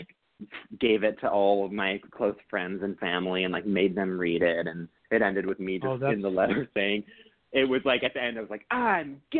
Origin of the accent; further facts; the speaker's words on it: Lisle, Illinois, United States; moved away; I grew up in the Chicago suburbs, western suburbs, this little town called Lisle.